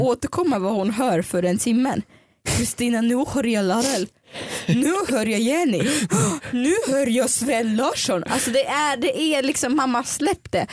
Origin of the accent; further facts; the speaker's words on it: Dalarna County, Sweden; jag växte upp i Dalarna